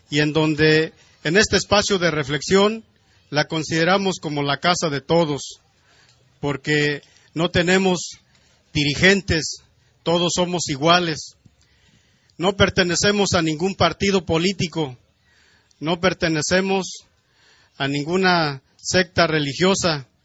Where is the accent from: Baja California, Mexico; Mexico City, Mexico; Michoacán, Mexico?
Michoacán, Mexico; Purépecha of; nosotros, integrantes del pueblo purépecha de Michoacán